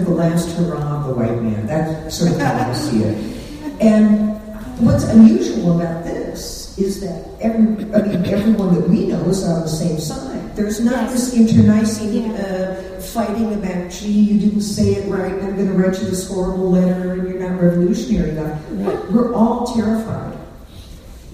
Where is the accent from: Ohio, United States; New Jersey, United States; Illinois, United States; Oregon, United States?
Illinois, United States; Chicago; I grew up in Chicago